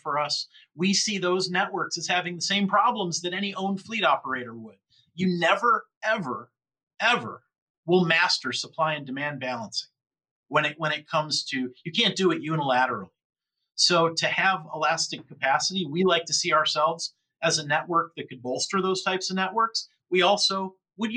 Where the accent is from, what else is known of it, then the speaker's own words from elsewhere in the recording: Buffalo, New York, United States; I'm from near Buffalo, New York. I grew up near Buffalo